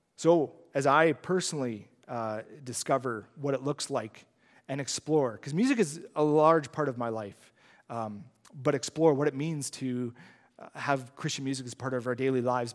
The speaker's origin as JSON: {"language": "English", "region": "Saskatchewan", "country": "Canada", "said": "I'm from Saskatchewan, he's from Saskatchewan."}